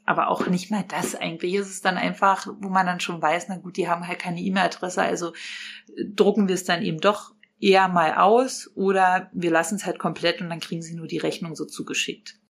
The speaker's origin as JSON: {"language": "German", "town": "Potsdam", "region": "Brandenburg", "country": "Germany", "said": "wir kommen alle aus Potsdam"}